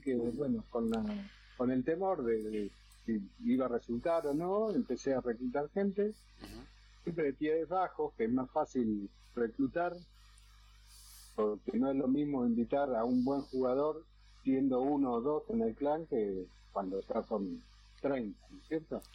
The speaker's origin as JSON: {"language": "Spanish", "country": "Argentina", "said": "la mayoría somos argentinos"}